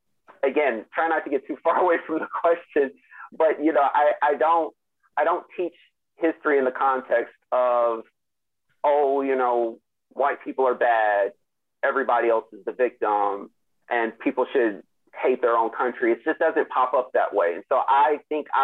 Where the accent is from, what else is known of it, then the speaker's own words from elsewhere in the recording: United States; growing up in the United States